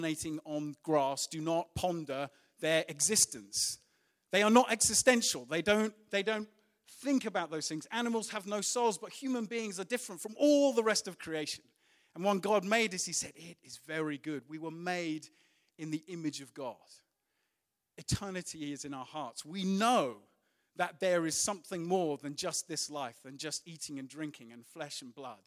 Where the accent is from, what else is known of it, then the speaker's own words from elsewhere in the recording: United Kingdom; we're British